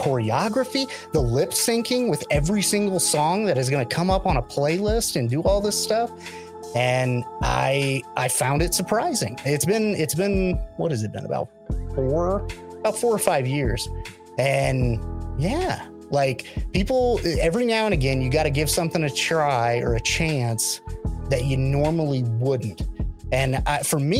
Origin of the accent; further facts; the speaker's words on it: Christian County, Southwest Missouri, United States; moved away; I grew up in Southwest Missouri and specifically Christian County.